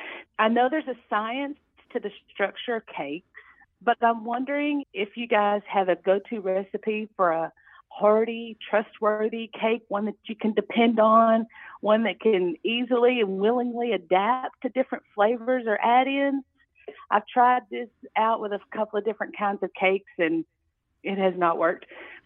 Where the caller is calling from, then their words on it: Searcy, Arkansas, United States; I'm calling from Searcy, Arkansas.